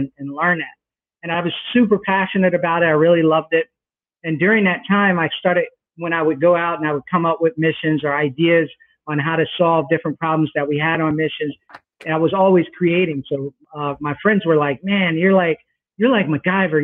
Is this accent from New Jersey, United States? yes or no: yes; New Brunswick, New Jersey, United States; also born or lived in Newark, New Jersey; I was born in Newark, New Jersey, grew up in New Brunswick, where Rutgers University is